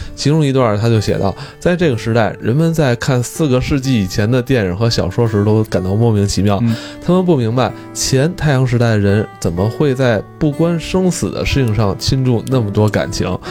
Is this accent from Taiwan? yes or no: no; China; 我一个中国人